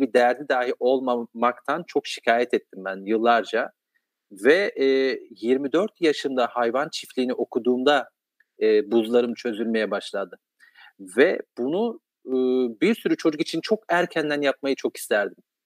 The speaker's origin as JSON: {"language": "Turkish", "region": "Kahramanmaraş", "country": "Turkey", "tie": "born or raised there", "said": "ben Maraşlıyım. E, çok dar bir yerde e, hayatın e, kurallarının çok az olduğu, çeşitliliğin çok az olduğu dindar bir ortamda"}